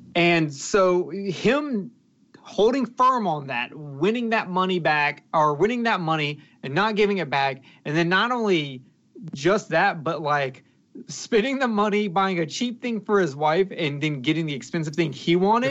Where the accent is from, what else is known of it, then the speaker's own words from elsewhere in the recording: the South, United States; I'm from the South